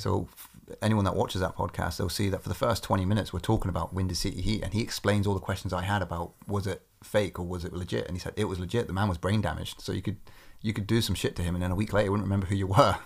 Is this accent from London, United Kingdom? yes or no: no; Corby, East Midlands, United Kingdom; my hometown in Corby